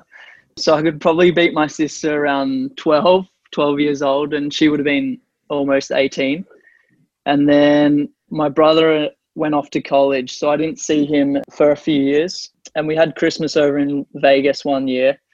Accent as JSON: {"language": "English", "region": "Tasmania", "country": "Australia", "tie": "born or raised there", "said": "grew up in Tassie."}